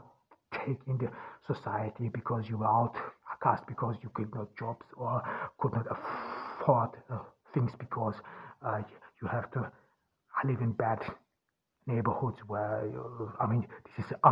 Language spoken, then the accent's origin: English; Ordu, Turkey; English is a second language; from Ordu in Turkey.